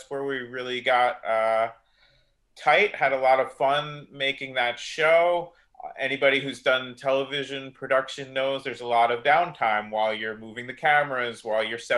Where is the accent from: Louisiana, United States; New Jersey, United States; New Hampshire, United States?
New Jersey, United States; moved away as an adult; now in California, United States; I grew up in New Jersey